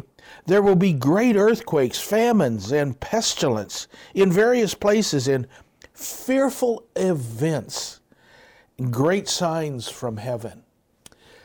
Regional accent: Southern California, United States; I'm from Southern California area.

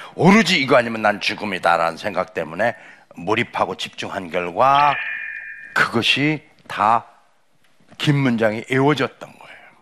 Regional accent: Cheongyang, South Chungcheong, South Korea; moved away; 제 고향이 충청남도 청양 칠갑산입니다.

